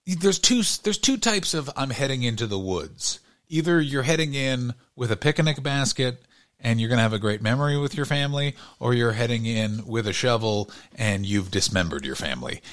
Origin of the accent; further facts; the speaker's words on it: Canada; now in Los Angeles, United States; I grew up in Canada